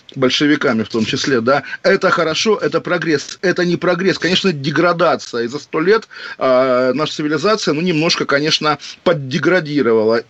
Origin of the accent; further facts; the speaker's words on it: Kaliningrad Oblast, Russia; у меня на родине